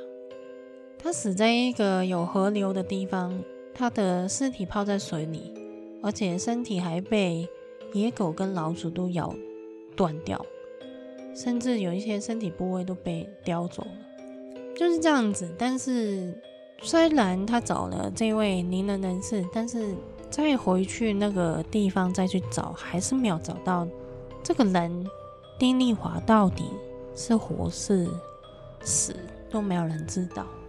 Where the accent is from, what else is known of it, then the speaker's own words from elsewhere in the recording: Hong Kong; 我们香港人都是那个年代出生